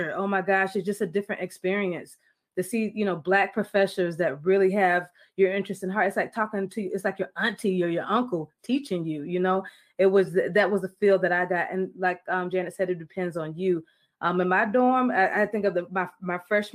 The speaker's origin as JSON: {"language": "English", "region": "Florida", "country": "United States", "tie": "born or raised there", "said": "Every friend that I have, where I grew up in Florida, my neighborhood, I don't know if there was any Americans. We may have been the only Americans on the street"}